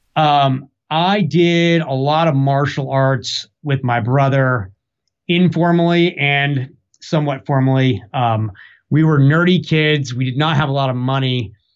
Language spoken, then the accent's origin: English; Newark, Delaware, United States; now in Durham, United States; I was born in Newark, Delaware, in the Northeast